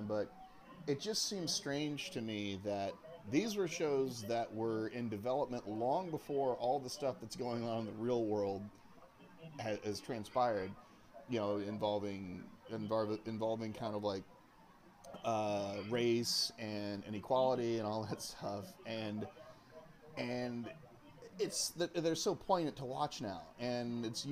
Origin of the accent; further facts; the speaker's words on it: Oklahoma, United States; You and I grew up in Oklahoma